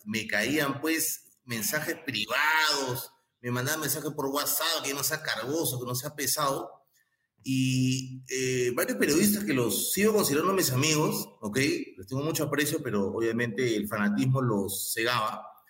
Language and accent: Spanish; Peru; siento alegría como peruano